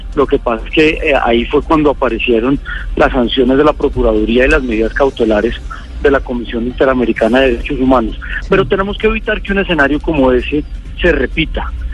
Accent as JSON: {"language": "Spanish", "region": "Bogotá", "country": "Colombia", "said": "ese ha sido un sueño como bogotano"}